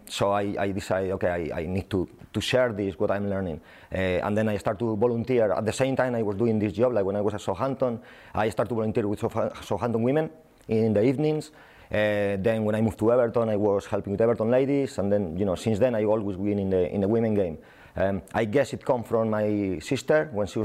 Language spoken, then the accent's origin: English; Spain; accent: Spanish; English is a second language; moved away as an adult; I'm Spanish, as you can see with my accent.